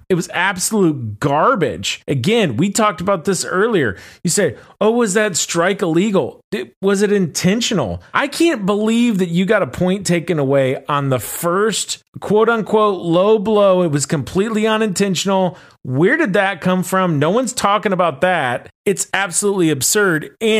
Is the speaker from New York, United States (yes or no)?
no; Florida, United States; Even though I grew up in Florida